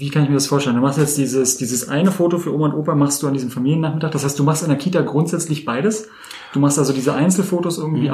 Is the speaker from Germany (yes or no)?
yes; Berlin, Germany; ich bin ja auch gebürtiger Berliner